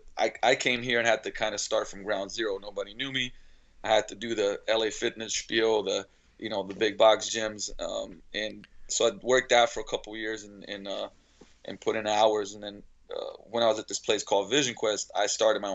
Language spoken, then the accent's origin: English; Slovenia; now in Seattle, United States; I was born and raised in Slovenia. Actually, back then it was still Yugoslavia